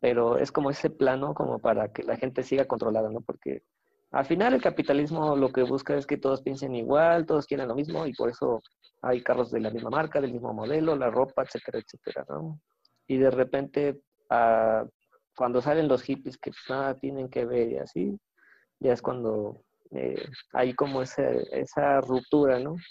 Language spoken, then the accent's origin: Spanish; Querétaro, Mexico; yo que soy de Querétaro, acá en el, en el Tepe